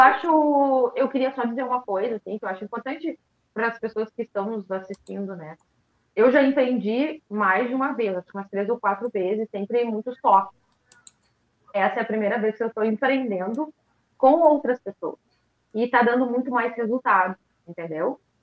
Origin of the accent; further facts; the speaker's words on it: Porto Alegre, Rio Grande do Sul, Brazil; que somos de Porto Alegre